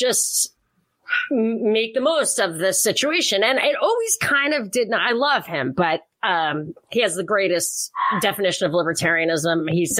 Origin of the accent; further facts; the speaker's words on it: New York, United States; because I am from New York. I worked in New York. I lived in New York.